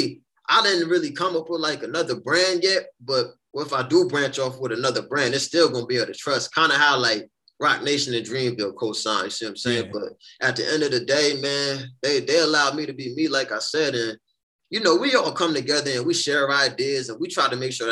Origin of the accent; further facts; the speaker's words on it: New Haven, Connecticut, United States; growing up in New Haven